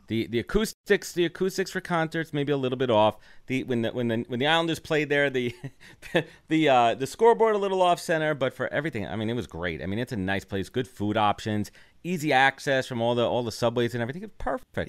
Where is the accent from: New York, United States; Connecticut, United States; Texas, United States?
New York, United States; New York City; I'm Brooklyn born and raised